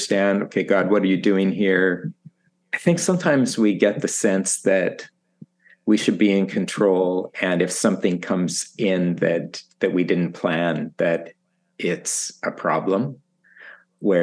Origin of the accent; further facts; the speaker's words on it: Saskatchewan, Canada; moved away as an adult; also born or lived in Manila, Philippines; now in Toronto, Canada; So I grew up in Saskatchewan on a farm.